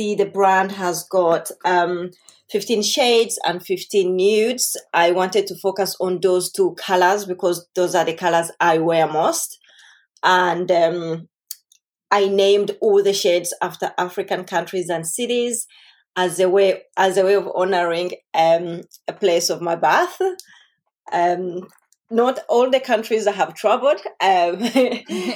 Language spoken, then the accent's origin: English; Denmark; moved away as an adult; also born or lived in Uganda; now in London, United Kingdom; I was born in Uganda and raised in Denmark